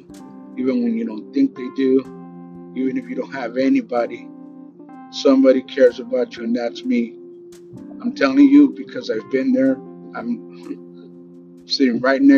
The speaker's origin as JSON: {"language": "English", "town": "Los Angeles", "region": "California", "country": "United States", "tie": "born or raised there", "said": "growing up in South Central LA, Pico Union and East"}